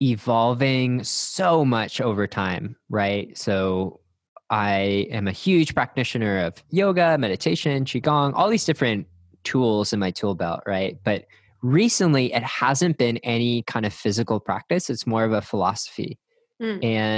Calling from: Austin, Texas, United States; I'm recording from Austin, Texas, and happy to be here.

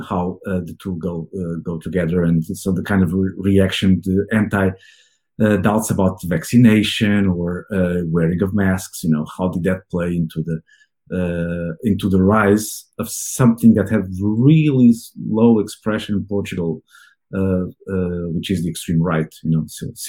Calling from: Bala Cynwyd, Pennsylvania, United States; I'm calling from Ballaquinwood, so very close to Philadelphia, in the Philadelphia main line.

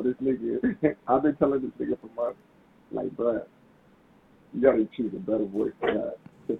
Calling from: Hawaii, United States; I'm in Hawaii.

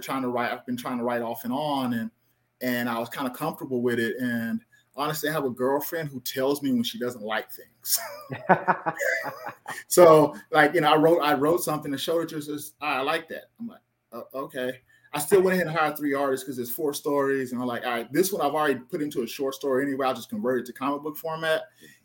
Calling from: Austin, Texas, United States; What's your location? Austin, Texas.

